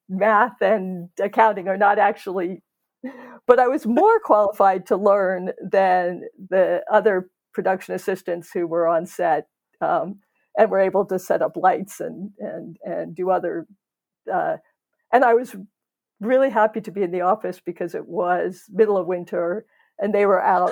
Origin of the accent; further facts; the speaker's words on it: Baltimore, Maryland, United States; moved away; I grew up in Baltimore